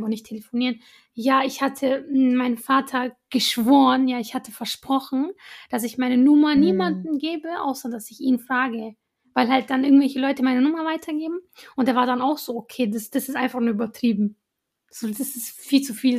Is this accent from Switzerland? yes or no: no; Iraq; moved away; ich war zum Beispiel für eine Weile in Irak, in meinem Heimatland